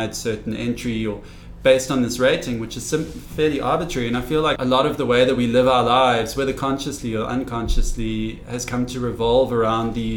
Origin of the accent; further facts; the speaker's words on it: Cape Town, Western Cape, South Africa; I grew up in Cape Town